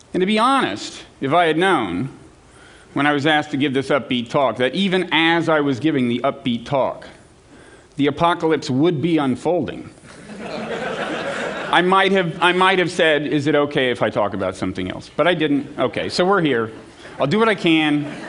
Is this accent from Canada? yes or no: no; United States; speaking as an American who has children